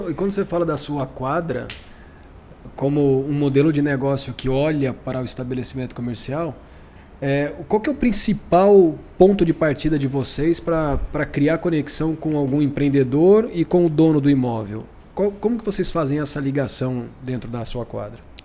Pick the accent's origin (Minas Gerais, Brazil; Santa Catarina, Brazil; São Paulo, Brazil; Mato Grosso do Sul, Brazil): São Paulo, Brazil; Campinas; Sou de Campinas